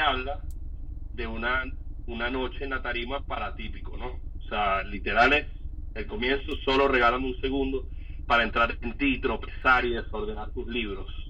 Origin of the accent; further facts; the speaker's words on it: Caracas, Capital District, Venezuela; yo soy un chamo del British, eh, yo estudié en San Ignacio